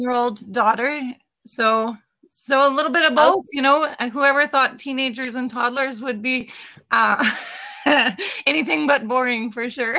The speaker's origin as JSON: {"language": "English", "town": "Leader", "region": "Saskatchewan", "country": "Canada", "tie": "born or raised there", "said": "I grew up in Leader"}